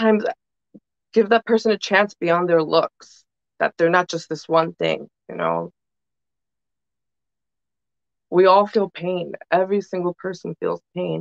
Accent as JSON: {"language": "English", "town": "New York City", "region": "New York", "country": "United States", "tie": "born or raised there", "also_born_or_lived": "Dominican Republic (family)", "said": "I was born and raised here"}